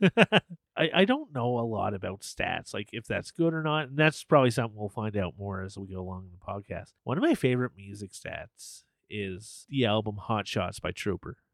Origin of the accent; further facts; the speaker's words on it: Canada; we're Canadian